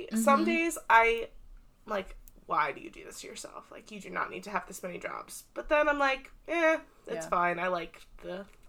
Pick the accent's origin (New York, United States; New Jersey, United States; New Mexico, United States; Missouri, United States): New Jersey, United States; We're from South Jersey.